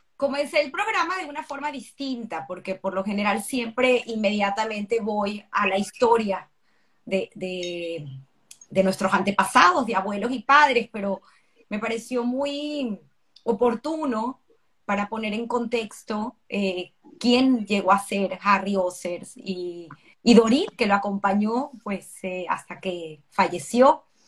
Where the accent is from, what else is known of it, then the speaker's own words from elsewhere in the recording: Venezuela; nosotros en Venezuela tenemos una cédula de identidad que nos identifica con un número